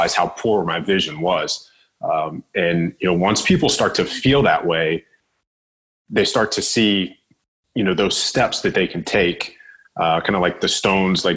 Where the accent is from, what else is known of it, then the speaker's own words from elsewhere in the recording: Virginia, United States; I'm from Virginia.